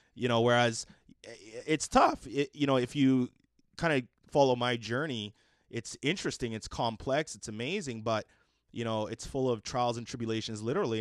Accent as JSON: {"language": "English", "town": "Edmonton", "region": "Alberta", "country": "Canada", "tie": "born or raised there", "said": "I grew up in Mill Woods"}